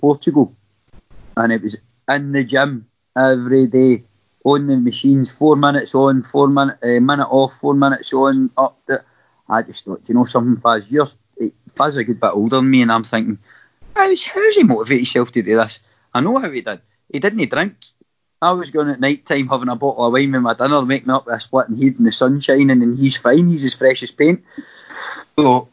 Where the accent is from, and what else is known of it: Kilwinning, Scotland, United Kingdom; born or raised there